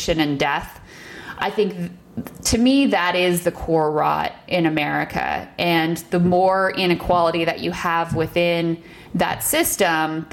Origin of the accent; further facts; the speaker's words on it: United States; as an American who, you know, does consider herself a patriot and has always lived in this country